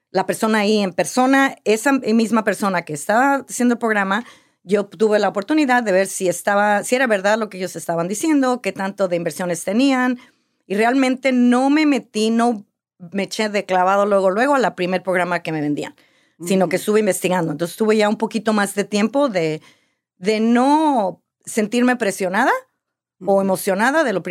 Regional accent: Mexico; now in United States; Mira, desde que yo me vine a Estados Unidos de México, siempre había querido comprar una casa, comprar un apartamento, algo así.

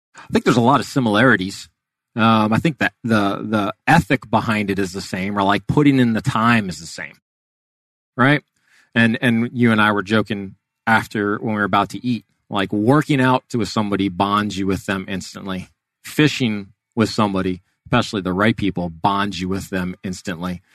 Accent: Miami, Florida, United States; I was born and raised in Miami, um, and was down there all the way through high school

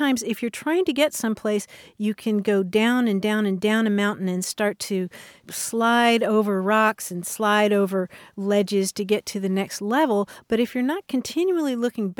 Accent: Kentucky, United States; moved away; growing up in Kentucky, I said seesaw

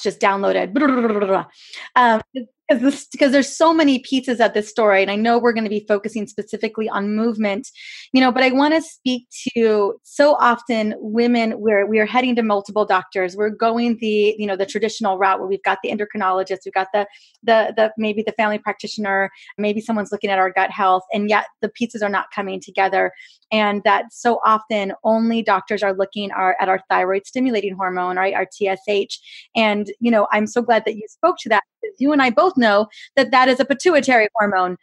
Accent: California, United States; I'm from California

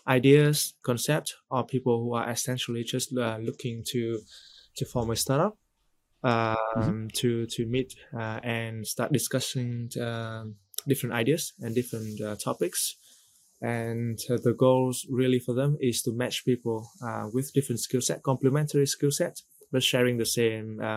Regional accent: Vietnam; moved away as an adult; also born or lived in Singapore; originally from Vietnam, I spent most of my working career in Singapore.

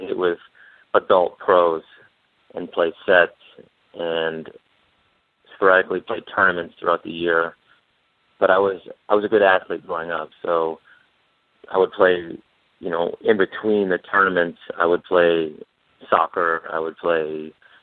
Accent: Michigan, United States; I grew up in Michigan

